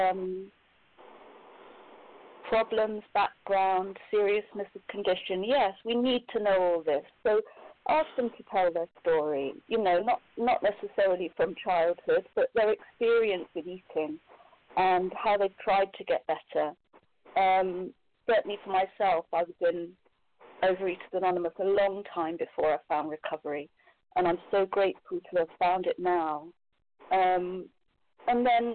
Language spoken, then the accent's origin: English; Scotland, United Kingdom; I'm from Scotland in the United Kingdom